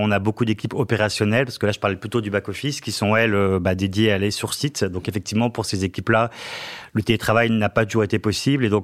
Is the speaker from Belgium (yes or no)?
no; Lille, Hauts-de-France, France; Oui, alors après, je viens de Lille. Hein. donc, dans Lille, à Lille, on boit plutôt de la bière que du vin.